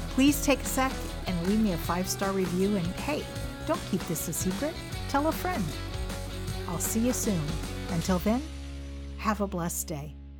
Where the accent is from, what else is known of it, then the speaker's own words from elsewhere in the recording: California, United States; moved away as an adult; now in Arkansas, United States; I was born and raised in California, so you might be wondering what in the world I'm doing in Arkansas